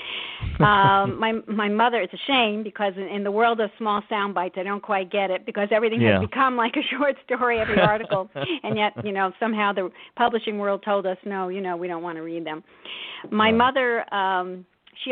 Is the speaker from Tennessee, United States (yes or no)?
no; New York City, New York, United States; I grew up in Brooklyn, New York, in the midst of a very large extended Italian-American family